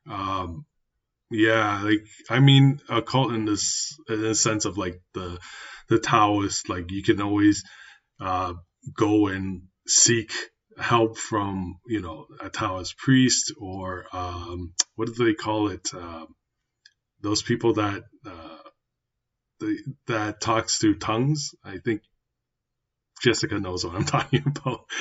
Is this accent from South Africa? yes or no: no; Canada; me being a canadian born taiwanese myself